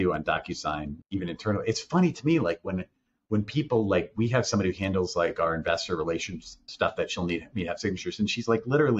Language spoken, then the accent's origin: English; Connecticut, United States; also born or lived in New Jersey; I grew up in Connecticut